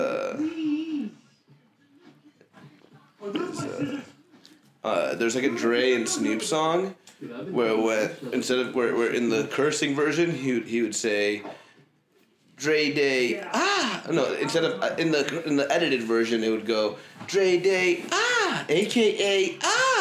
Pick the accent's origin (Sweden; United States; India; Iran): Iran; I am an Asian from Iran